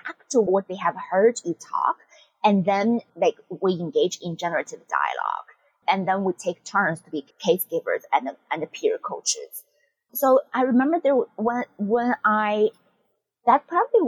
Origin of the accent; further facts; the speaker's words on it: China; now in United States; I'm from China